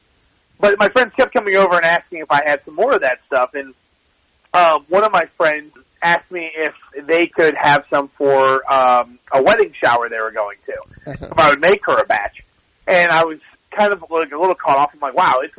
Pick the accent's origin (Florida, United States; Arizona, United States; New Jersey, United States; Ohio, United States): Ohio, United States; I grew up in Ohio